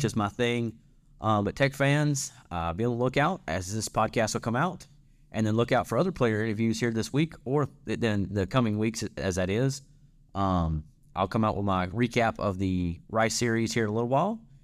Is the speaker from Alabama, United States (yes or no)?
no; North Central Louisiana, United States; I'm from North, North Central Louisiana. We, we say Lafayette